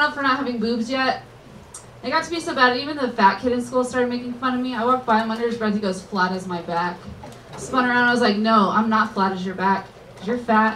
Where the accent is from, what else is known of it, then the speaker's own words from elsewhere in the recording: Jacksonville, Florida, United States; I'm from Jacksonville, Florida.